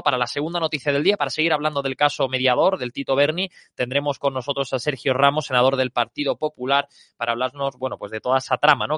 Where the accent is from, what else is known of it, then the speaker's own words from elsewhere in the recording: Andalusia, Spain; now in Madrid, Spain; en mi tierra, en Andalucía